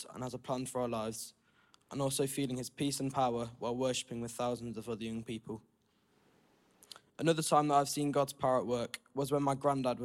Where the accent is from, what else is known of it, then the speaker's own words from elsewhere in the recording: Nottingham, East Midlands, United Kingdom; I was born in Nottingham into a Christian family, and I've come to Trent Vineyard for all my life